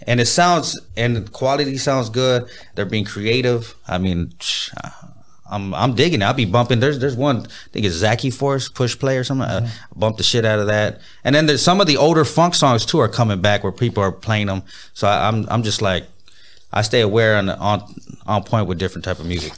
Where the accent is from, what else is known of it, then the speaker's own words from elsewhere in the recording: Pomona, California, United States; now in Inland Empire, United States; I was born in Pomona